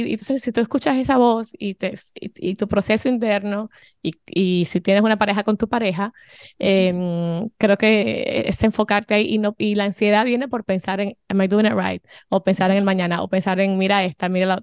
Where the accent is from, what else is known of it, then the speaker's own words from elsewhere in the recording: Dominican Republic; now in Miami, United States; yo soy dominicana eh, mi esposo es español